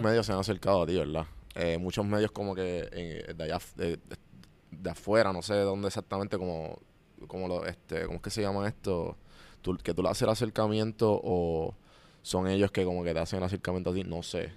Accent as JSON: {"language": "Spanish", "country": "Puerto Rico", "moved": "yes", "lives_now": "Atlanta, United States"}